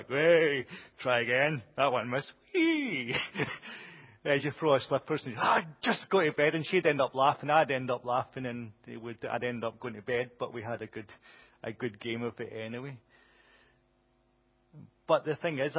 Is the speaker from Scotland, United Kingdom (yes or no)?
yes; Glasgow, Scotland, United Kingdom; I grew up in Glasgow